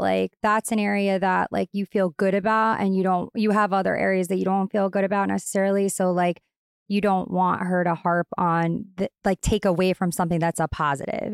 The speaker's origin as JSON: {"language": "English", "area": "Long Island", "region": "New York", "country": "United States", "said": "I'm straight up from Long Island. I'm very Long Island"}